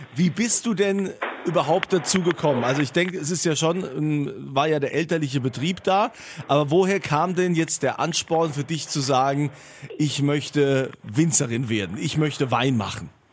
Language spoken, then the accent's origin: German; Rhineland-Palatinate, Germany; bei uns in der Pfalz